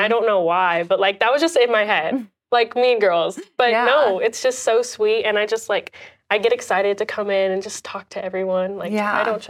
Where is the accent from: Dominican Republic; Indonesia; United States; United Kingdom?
Indonesia; And I feel like my family I'm from Indonesia. So like we've moved around so many times throughout my life.